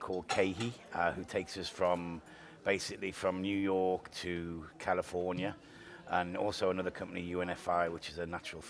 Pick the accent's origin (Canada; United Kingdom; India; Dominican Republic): United Kingdom; Liverpool, North West England; now in United States; Liverpool in England.